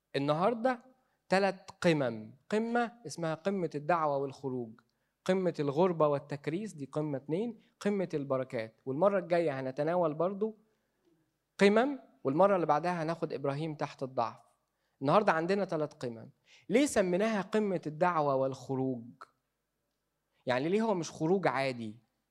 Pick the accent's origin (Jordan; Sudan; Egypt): Egypt; إحنا كمصريين